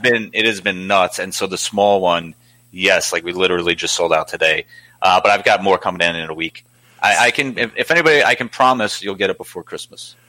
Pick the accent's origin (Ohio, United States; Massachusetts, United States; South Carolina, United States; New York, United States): New York, United States; New York City; moved away; I'm originally from Staten Island